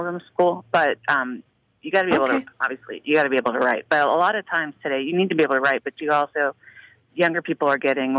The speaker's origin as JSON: {"language": "English", "town": "Pittsburgh", "region": "Pennsylvania", "country": "United States", "moved": "as an adult", "lives_now": "Chicago, United States", "said": "I was from Pittsburgh, so I worked at Catholic Charities in the diocese there"}